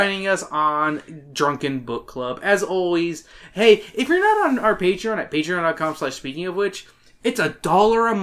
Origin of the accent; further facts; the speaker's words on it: Canada; I'm Canadian